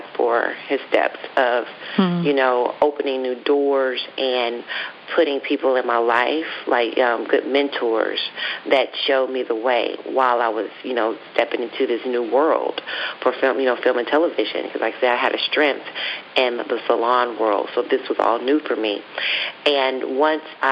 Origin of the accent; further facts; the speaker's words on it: Dallas, Texas, United States; moved away as an adult; also born or lived in Atlanta; I'm originally from Dallas, Texas